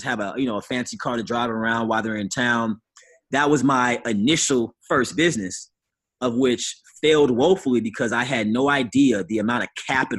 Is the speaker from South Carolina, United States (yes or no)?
no; St. Louis, Missouri, United States; also born or lived in Chicago / New Jersey; I grew up in St. Louis and Chicago. I lived in New Jersey.